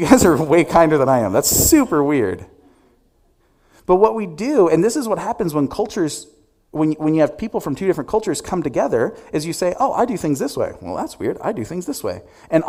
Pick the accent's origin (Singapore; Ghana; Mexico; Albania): Albania; now in United States; You know, when I moved here from Albania, which still to this day is the poorest nation in Europe, I remember walking into...